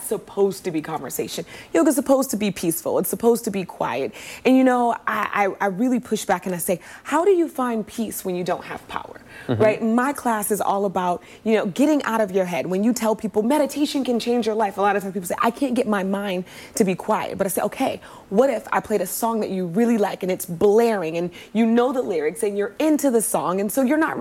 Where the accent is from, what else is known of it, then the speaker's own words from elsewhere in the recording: Oakland, California, United States; I'm from Oakland, California